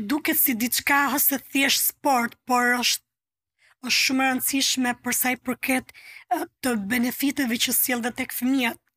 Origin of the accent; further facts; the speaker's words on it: Durrës, Durrës County, Albania; also born or lived in Dibër; unë jam rritur në Durrës si jam origjinë nga Dibra